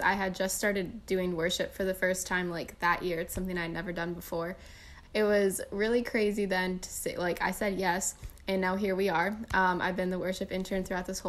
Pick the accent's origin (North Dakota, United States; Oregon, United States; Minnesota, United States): Minnesota, United States; Waconia; also born or lived in Madison, Wisconsin; I am from Minnesota. I'm from a small town, Waconia, which is currently where I am right now during quarantine season